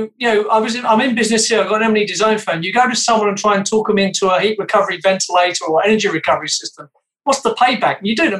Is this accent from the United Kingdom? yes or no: yes; United Kingdom; moved away as an adult; now in Canada; I come from the UK